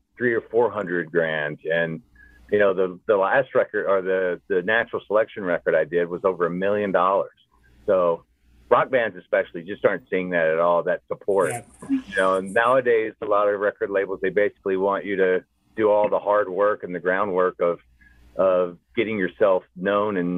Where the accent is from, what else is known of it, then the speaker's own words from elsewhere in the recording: Brownsville, Tennessee, United States; Originally, I grew up outside of Memphis in a town called Brownsville. Tiny town, cotton fields and soybeans.